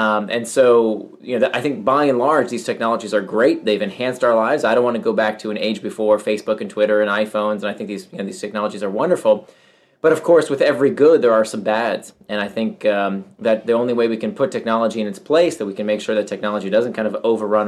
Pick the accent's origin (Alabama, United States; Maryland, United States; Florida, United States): Florida, United States; Central; I grew up in Central Florida and I was, you know, among very few immigrants.